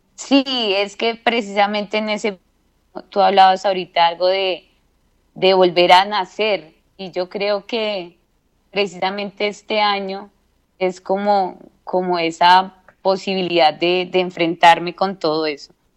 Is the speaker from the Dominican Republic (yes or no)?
no; Bogotá, Colombia; De Bogotá, Colombia.